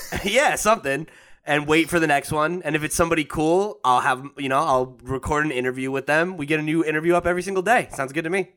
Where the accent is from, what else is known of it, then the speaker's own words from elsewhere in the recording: New Jersey, United States; I grew up in New Jersey